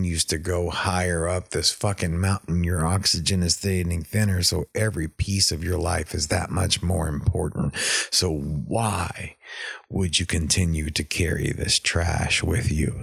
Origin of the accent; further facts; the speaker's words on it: East Texas, United States; I'm from East Texas